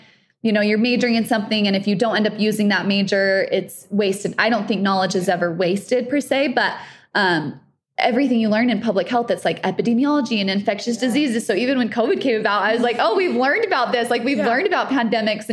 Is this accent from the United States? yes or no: yes; Holladay, Utah, United States; I grew up in Holiday. I went to Olympus High School